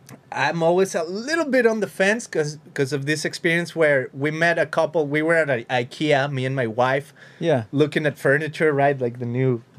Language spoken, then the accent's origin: English; Mexico; You know, I come from Mexico. I know this is about. Even in my own personal experience in Mexico is like, I went to a few of these things, like pyramidal whatever in Mexico.